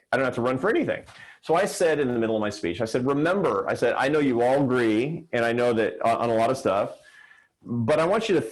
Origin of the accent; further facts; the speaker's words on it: Seattle, Washington, United States; Seattle, which is my hometown.